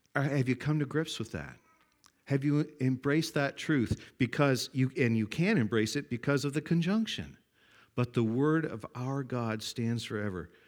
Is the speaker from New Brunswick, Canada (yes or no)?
no; Glenwood, Nova Scotia, Canada; It says Glenwood. That's My hometown, my home village